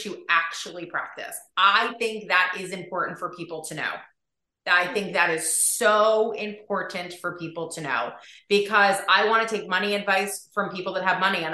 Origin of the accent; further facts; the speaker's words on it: New Jersey, United States; I'm a girl from Jersey